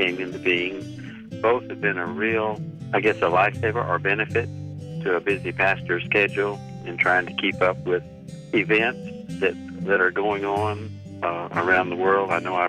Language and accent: English; Mississippi, United States; moved away as an adult; also born or lived in South Carolina / Virginia; I'm from Mississippi. Over the course of my ministry, I've been in South Carolina and Virginia.